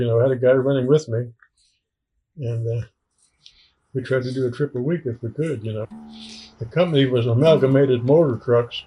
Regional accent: Winfield, Alberta, Canada; moved away as an adult; now in Nashville, United States; back in my hometown

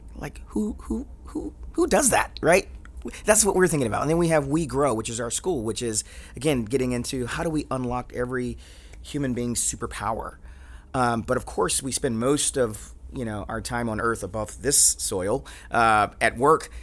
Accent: Atlanta, Georgia, United States; growing up in Atlanta

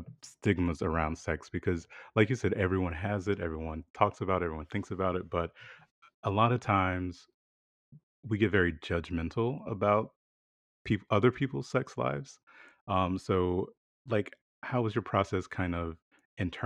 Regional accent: South Carolina, United States; that's how I grew up in the South. So I'm from South Carolina

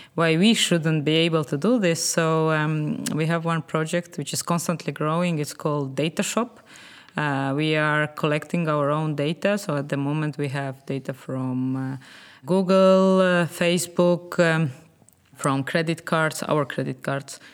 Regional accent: Estonia; I'm originally from uh, Estonia

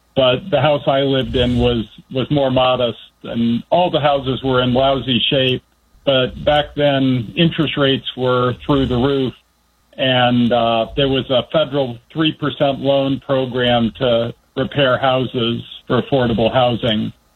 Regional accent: Washington, District of Columbia, United States; also born or lived in Northern Virginia / Bethesda, Maryland / Indiana; I grew up in the D.C. area. I was actually born in Northern Virginia, grew up in Northwest D.C., and went to junior high and high school in uh, Bethesda

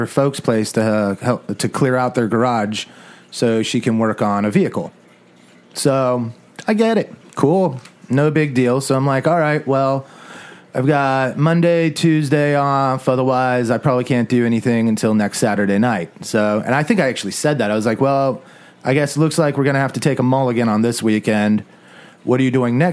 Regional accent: Southwest, United States; I grew up in the Southwest

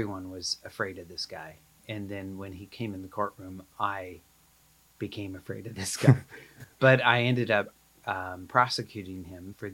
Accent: Condon, Oregon, United States; born or raised there; also born or lived in Anchorage, Alaska

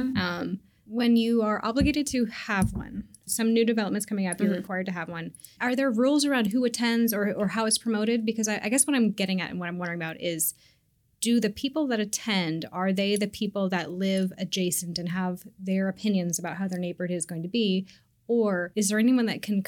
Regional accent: Seattle, Washington, United States; I grew up in North Seattle and everybody has a driveway

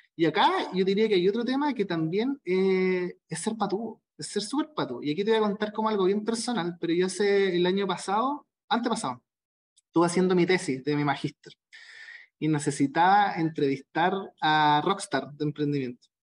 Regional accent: Concepción, Biobío, Chile; also born or lived in Santiago; soy de Conce

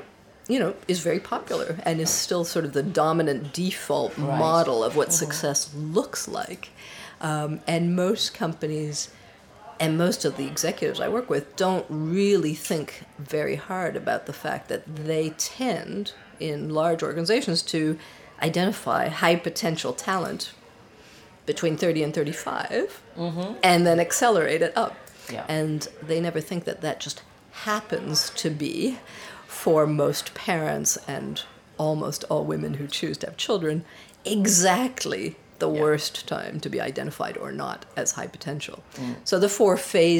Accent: Canada; moved away as an adult; also born or lived in Paris, France; I was born in Canada of a French mother and a Swiss father. I grew up in Canada and became a computer programmer

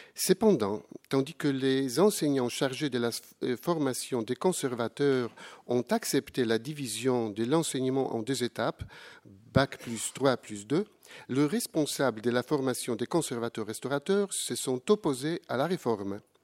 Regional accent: Poland; je viens de la, de la Pologne

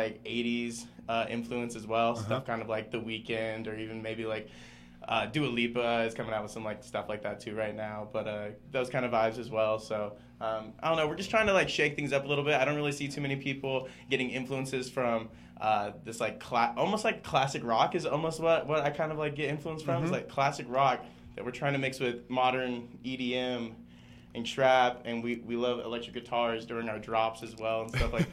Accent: San Antonio, Texas, United States; San Antonio. Yeah, that's where I was born and raised. That's where I'm from

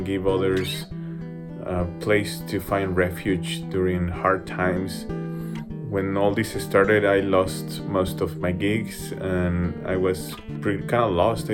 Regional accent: Mexico City, Mexico; now in Denver, United States; I'm a guitarist from Mexico City

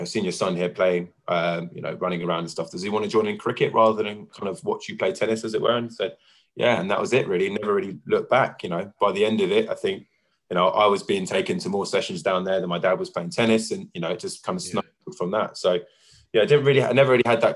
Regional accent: London, United Kingdom; also born or lived in Bounds Green; I was born in Bounds Green, and then we moved there when I was 2 years old, and I lived there until I kind of moved out with Jenna, so... Yeah, I mean, that's the family home. That's where I'm from. You know, Winchmore Hill and Palmer's Green is, you know, that's my roots

